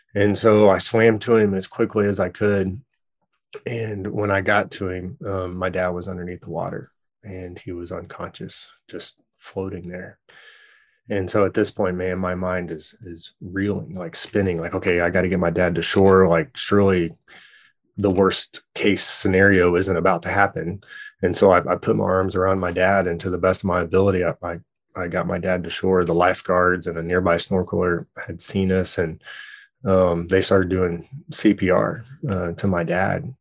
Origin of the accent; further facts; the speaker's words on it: Dallas, Texas, United States; also born or lived in Louisiana; now in Tulsa, United States; my family is all originally from Louisiana, which is where I was born, and then I grew up in Dallas, Texas, and then, uh, live here now